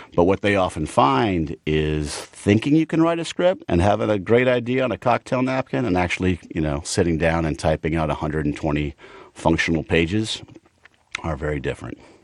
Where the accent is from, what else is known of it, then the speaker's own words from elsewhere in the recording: Chamblee, Georgia, United States; moved away as an adult; also born or lived in Boston / Los Angeles; out in, uh, sort of the Shambly Dunwoody area, growing up in Atlanta.